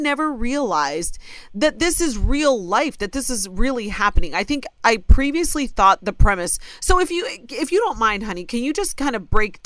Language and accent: English; Ohio, United States; born or raised there